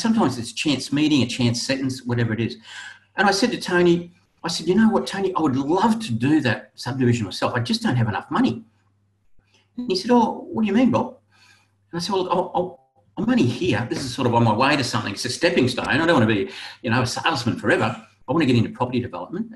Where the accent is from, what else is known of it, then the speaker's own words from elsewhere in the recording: Brisbane, Queensland, Australia; also born or lived in Gold Coast; I was born in Brisbane. I moved to the Gold Coast to make my fortune.